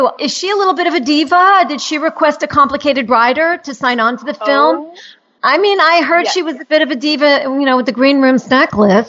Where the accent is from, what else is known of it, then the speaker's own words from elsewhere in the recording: New York, United States; I come from Manhattan where the angry neighbor could be any stranger on the street, and they get really vicious.